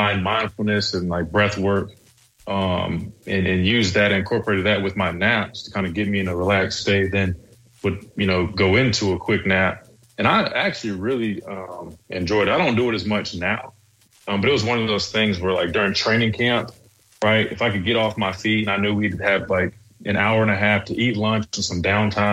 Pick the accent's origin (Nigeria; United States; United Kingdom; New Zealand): United States; South Carolina; growing up in South Carolina and then being here